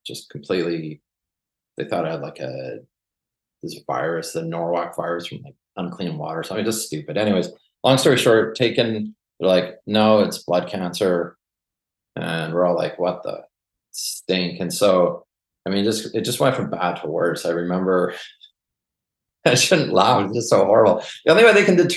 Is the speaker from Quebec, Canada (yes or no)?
no; Vancouver, British Columbia, Canada; moved away; also born or lived in Western Australia; I originally grew up in Vancouver